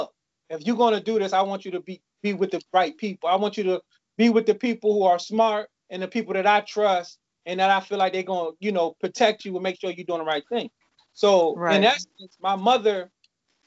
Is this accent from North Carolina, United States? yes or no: no; Maryland, United States; also born or lived in Ohio / Washington, D.C.; We moved to Maryland with my grandmother in like 80